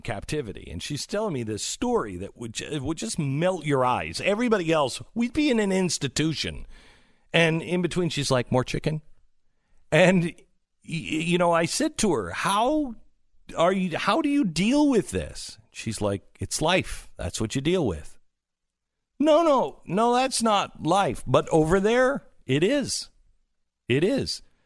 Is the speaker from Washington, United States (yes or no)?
yes; Mount Vernon, Washington, United States; moved away; my hometown of Mount Vernon, Washington